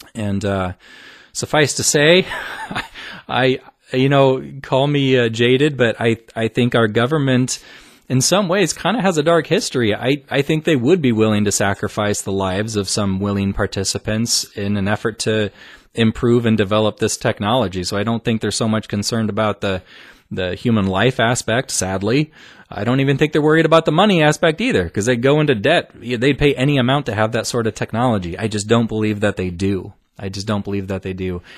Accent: Omaha, Nebraska, United States; Omaha, Nebraska, my hometown

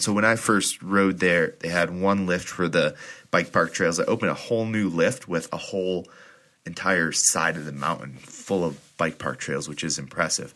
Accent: Salida, Colorado, United States; my hometown of Salida

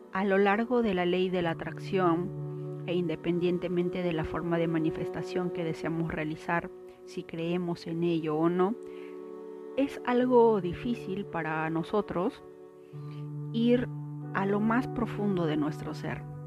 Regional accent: Peru; Soy de Perú

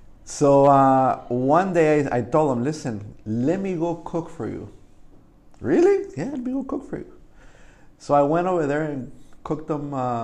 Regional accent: Jalisco, Mexico; now in Whittier, United States; Because even though I'm Mexican, you know, I came from Jalisco, which is deep down in there, right into Whittier.

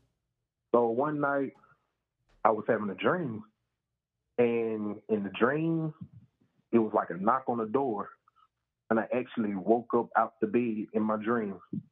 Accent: Louisiana, United States; I'm from Louisiana.

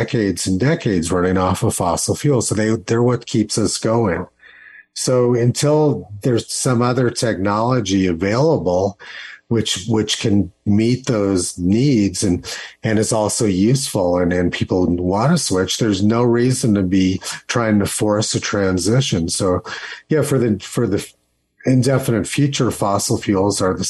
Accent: Los Alamos, New Mexico, United States; moved away; my hometown of Los Alamos, New Mexico

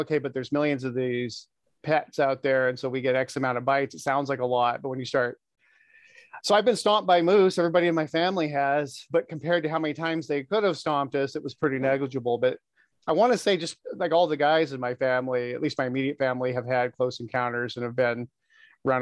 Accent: Alaska, United States; moved away as an adult; being born and raised in Alaska, living there for the first 25 years of my life

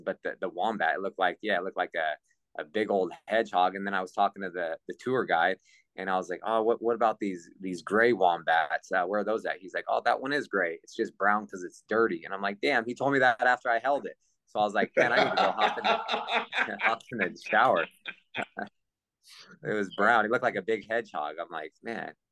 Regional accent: California, United States; I'm from California Pacific time

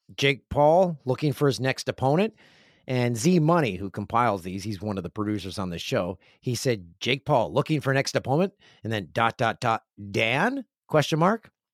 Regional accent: Kawarthas, Ontario, Canada; moved away; The one fifteen is a highway that I travel to my hometown, and it's the gateway to Kawarth, the Kawarthas

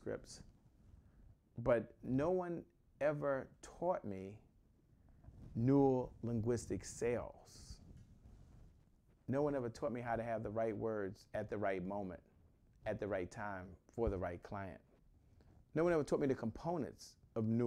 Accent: Washington, District of Columbia, United States; I'm from Washington, D.C.

